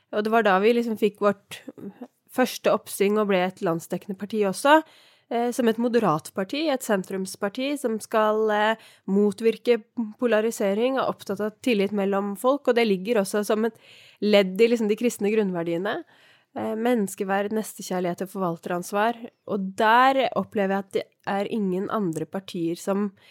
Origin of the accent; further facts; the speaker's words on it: Oppegård, Viken, Norway; jeg har vokst opp på Tårnåsen i Oppegård, eller Nordre Follo som det nå heter